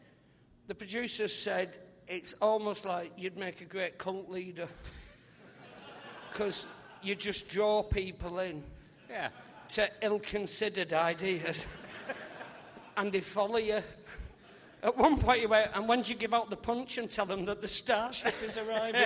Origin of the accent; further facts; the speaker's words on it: St Helens, North West England, United Kingdom; my hometown